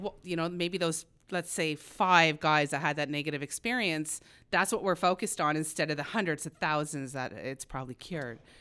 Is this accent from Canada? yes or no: yes; Smiths Falls, Ontario, Canada; moved away as an adult; I grew up very poor in Smiths Falls